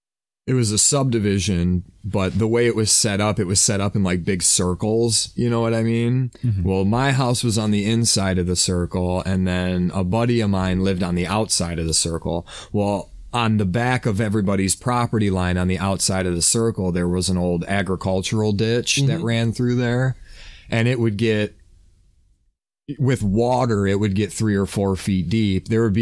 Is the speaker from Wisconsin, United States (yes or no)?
no; Michigan, United States; growing up in Michigan.